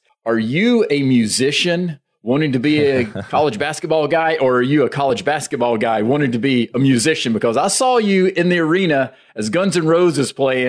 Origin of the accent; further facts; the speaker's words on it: Greenville, South Carolina, United States; my hometown right now, Greenville, South Carolina.